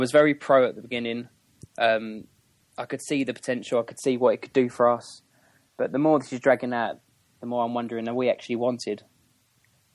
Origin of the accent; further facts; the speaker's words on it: Essex, East of England, United Kingdom; moved away as an adult; Born and raised in Essex